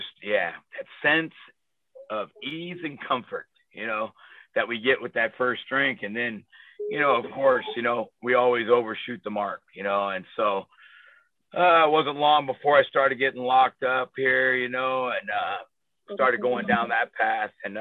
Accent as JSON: {"language": "English", "area": "below Fresno", "region": "Central Valley of California", "country": "United States", "tie": "born or raised there", "said": "I grew up in the Central Valley of California, down below Fresno, and agriculture and country."}